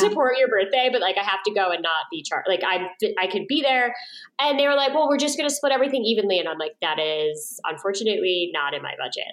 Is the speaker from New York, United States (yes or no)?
yes; New York, United States; moved away; I grew up in New York and lived in New York